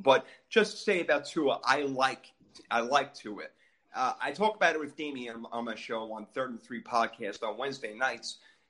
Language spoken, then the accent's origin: English; New York, United States; now in Miami, United States; I live in Miami. I'm originally from New York